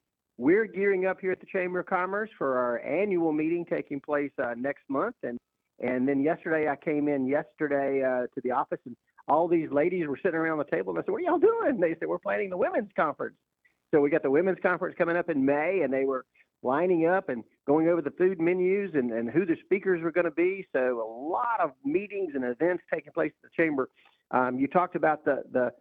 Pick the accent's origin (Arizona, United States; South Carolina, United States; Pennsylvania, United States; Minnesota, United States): South Carolina, United States; Rock Hill; now in Lake Norman, United States; My hometown is Rock Hill